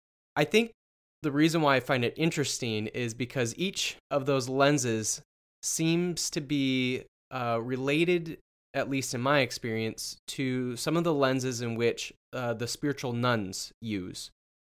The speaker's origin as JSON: {"language": "English", "region": "South Dakota", "country": "United States", "tie": "born or raised there", "also_born_or_lived": "Iowa", "moved": "as an adult", "said": "Yeah, I went to college in Iowa, and I grew up in South Dakota"}